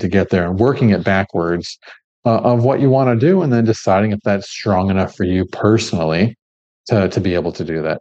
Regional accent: Midwest, Michigan–Ohio border area, United States; also born or lived in Gold Coast, Australia; now in Melbourne, Australia; we grew up in a place to where, my family, we're from the Midwest, Michigan. Ohio border area

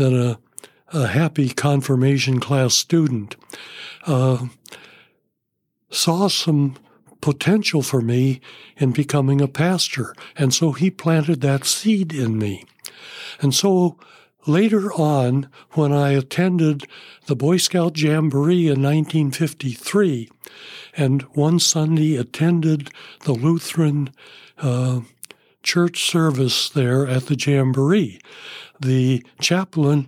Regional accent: Wenatchee, Washington, United States; also born or lived in Grand Coulee, Washington / Spokane, Washington / Pateros, Washington; I finished my growing up in Wenatchee, attended the last part of sixth grade, all of junior high school, all of high school, graduated from Wenatchee High School

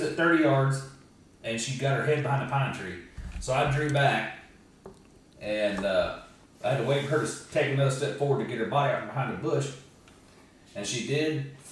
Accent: Georgia, United States; growing up in Georgia

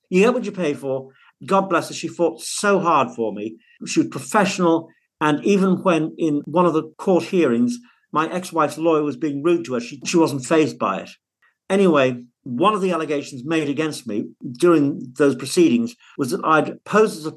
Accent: Liverpool, North West England, United Kingdom; born there; also born or lived in Cumbria; now in Manchester, United Kingdom; Well, actually, I was born in Liverpool, so that's a little bit quiet.

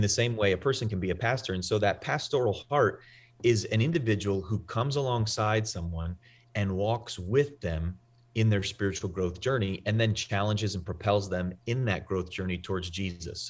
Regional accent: New England, United States; I'm from the Northeast, I'm from New England.

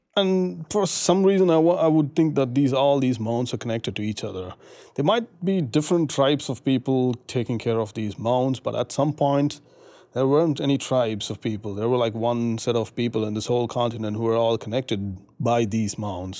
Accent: India; moved away as an adult; now in United States; I'm from India. I've been here in, in the U S for the past four and a half

